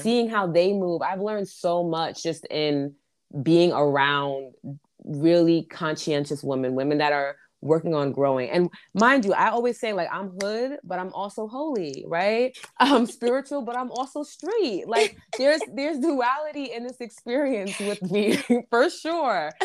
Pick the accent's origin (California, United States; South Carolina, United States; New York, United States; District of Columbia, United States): New York, United States; New York City; I'm from New York City